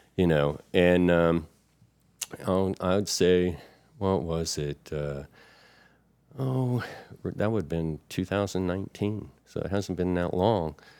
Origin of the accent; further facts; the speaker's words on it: Florida, United States; moved away as an adult; now in Chesapeake Bay area, United States; I'm from Florida, and, um, that's where I enlisted from